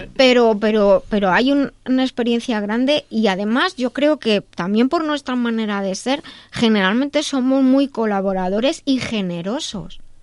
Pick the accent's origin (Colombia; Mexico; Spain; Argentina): Spain; Madrid, Community of Madrid; soy de Madrid, España